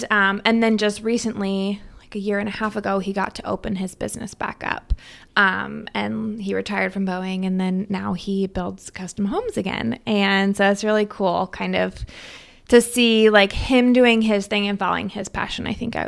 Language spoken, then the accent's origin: English; Stanwood, Washington, United States; So I grew up in Stanwood. So just, I mean, you have to drive through Stanwood to get here to Camino.